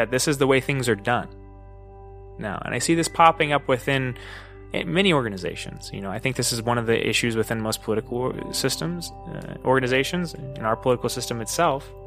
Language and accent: English; United States; we as American citizens